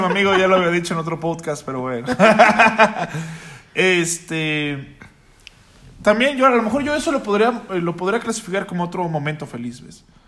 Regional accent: Mexico

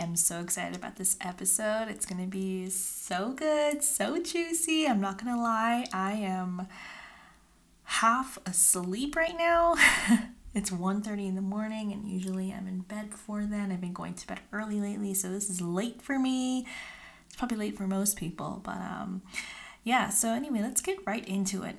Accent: California, United States; moved away as an adult; now in Utah, United States; I am originally from California

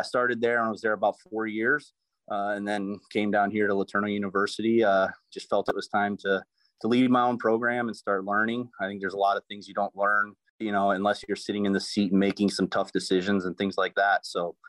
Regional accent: Cameroon; moved away as an adult; now in United States; I'm originally from Cameroon, West Africa, and I came to the United States in 2009, where I attended Grace College in Winona Lake, Indiana, which is an NAIA school.

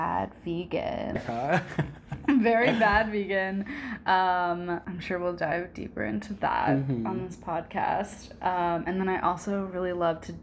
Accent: St. Francisville, Louisiana, United States; moved away as an adult; also born or lived in Memphis, Tennessee; now in Ann Arbor, United States; I am from St. Francisville, Louisiana

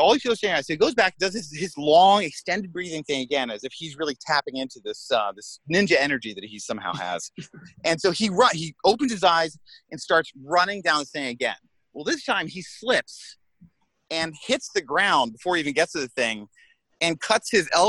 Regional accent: United States; because he's American. I'm American too. I just make us look bad.

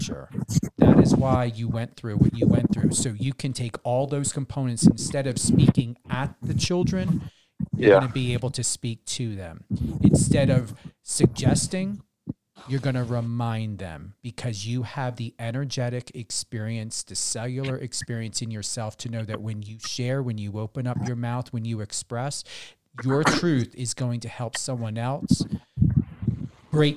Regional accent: New Jersey, United States; I'm an Aries from New Jersey

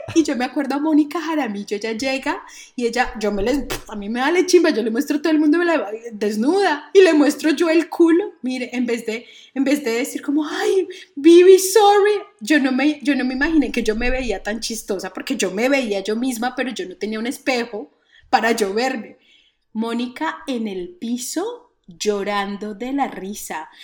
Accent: Colombia

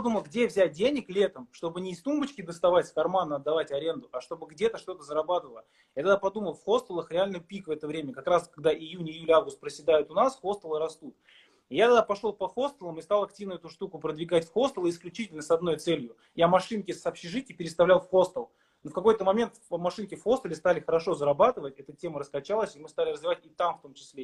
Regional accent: Kazakhstan; moved away as an adult; also born or lived in Saint Petersburg, Russia; я в 2007 году приехал в студенческое общежитие в Питере, я из Казахстана.

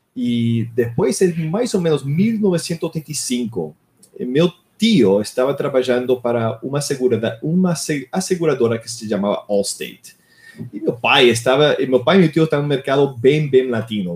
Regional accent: Miami, Florida, United States; Portuguese is a second language; moved away as an adult; now in Brazil; eu nasci em Miami, Flórida. Eu cresci nos Estados Unidos

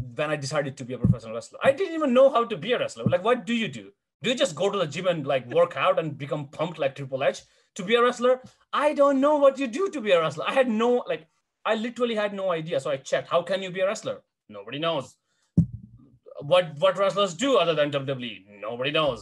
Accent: India; moved away; as an Indian eight, 17 and a half year old boy

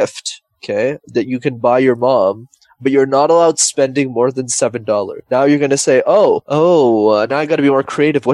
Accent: Montreal, Quebec, Canada; born and raised in Montreal, Canada.

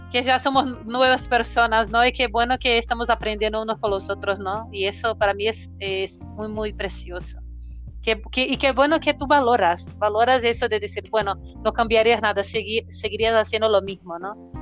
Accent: Brazil; nosotros como profesores brasileños

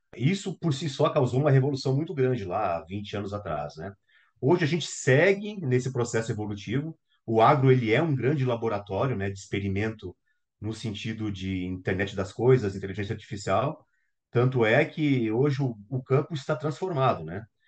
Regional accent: Brazil; enquanto brasileiros

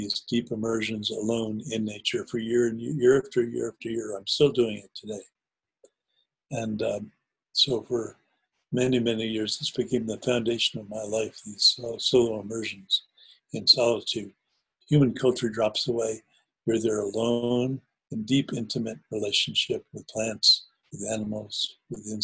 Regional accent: New Jersey, United States; I grew up in New Jersey part-time, and where I used to go and play as a kid is now a place called the Short Hills Mall

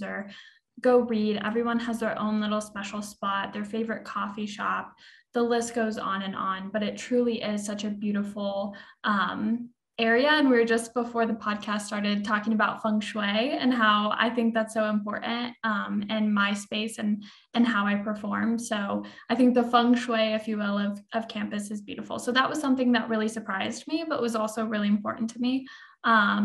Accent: Lafayette, Indiana, United States; am from Lafayette, Indiana, and definitely grew up going to a rural school

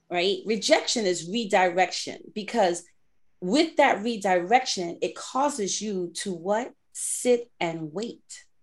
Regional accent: New York City, New York, United States; I grew up in the Bronx

